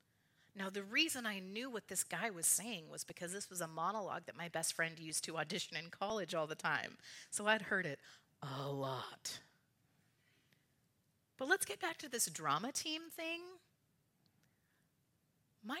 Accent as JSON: {"language": "English", "town": "Richland", "region": "Washington", "country": "United States", "said": "if I say I'm from Richland and we're in Yakima."}